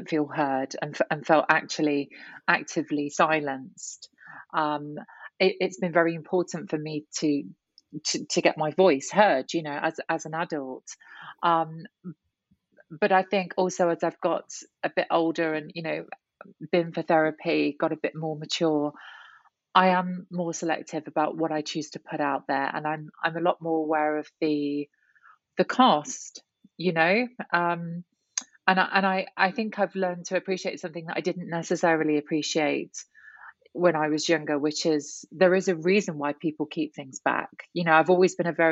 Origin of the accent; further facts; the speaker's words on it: Nottingham, East Midlands, United Kingdom; my life growing up in Nottingham